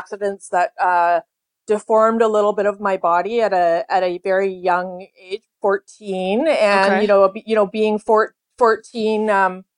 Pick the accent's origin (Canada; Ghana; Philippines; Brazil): Canada; Vancouver, British Columbia; also born or lived in Toronto, Ontario / California; I grew up in Vancouver, Canada.